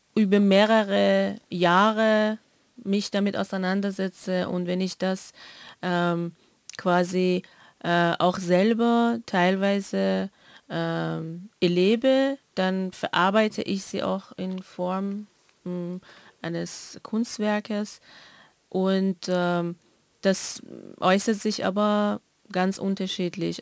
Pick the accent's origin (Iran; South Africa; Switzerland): Iran; moved away; ich komme ja aus dem Iran